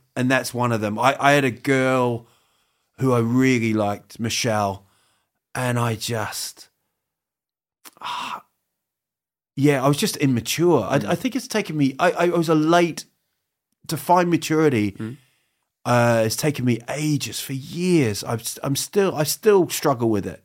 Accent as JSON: {"language": "English", "country": "New Zealand", "tie": "born or raised there", "also_born_or_lived": "Huddersfield, England", "moved": "as an adult", "lives_now": "Sweden", "said": "I grew up in New Zealand"}